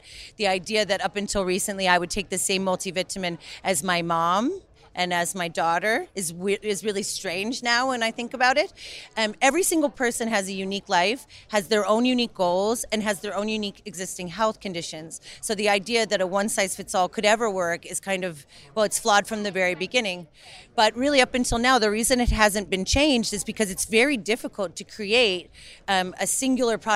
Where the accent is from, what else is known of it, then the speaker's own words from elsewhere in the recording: New York, United States; moved away as an adult; now in Birmingham, United Kingdom; I'm originally from New York, and you know, I grew up in places like Brooklyn